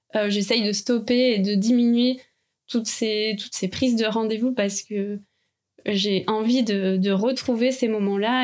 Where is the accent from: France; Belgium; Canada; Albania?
France; Calvados, Normandy; j'habitais dans le Calvados avec mes parents